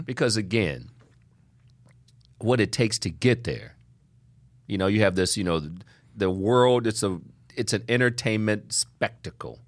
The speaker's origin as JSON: {"language": "English", "region": "Ohio", "country": "United States", "said": "I'm from Ohio"}